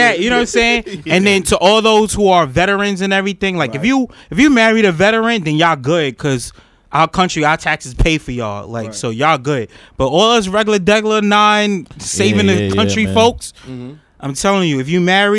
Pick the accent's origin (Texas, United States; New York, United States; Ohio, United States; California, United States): New York, United States; New York City; I'm from Harlem, uptown